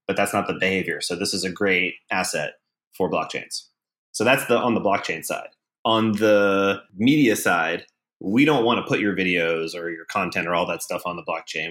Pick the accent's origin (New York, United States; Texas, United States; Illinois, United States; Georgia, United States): Georgia, United States; Atlanta; moved away as an adult; now in San Francisco, United States; I'm from Atlanta. I moved to San Francisco about six and a half years ago